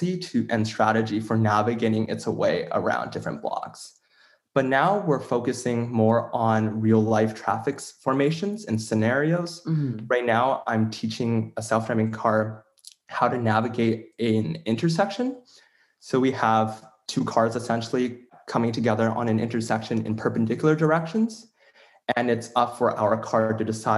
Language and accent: English; Toronto, Ontario, Canada; I'm from Toronto, Canada, and I've lived in the Greater Toronto area my entire life.